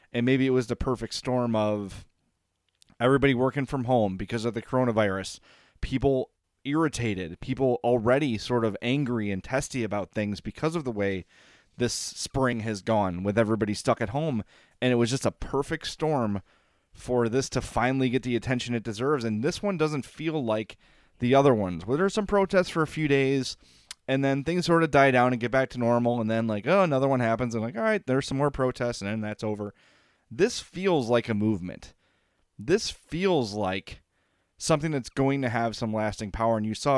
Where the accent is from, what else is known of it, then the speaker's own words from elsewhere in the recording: Oak Lawn, Illinois, United States; I grew up in Oak Lawn. I did not go to school with a black person until high school.